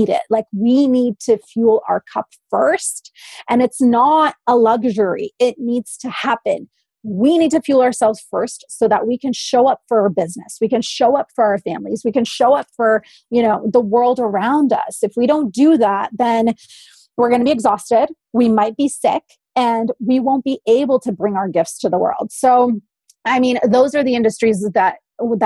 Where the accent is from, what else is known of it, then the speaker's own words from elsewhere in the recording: Poland; also born or lived in Oakville, Ontario, Canada; now in British Columbia, Canada; I come from an immigrant family, I was born in Poland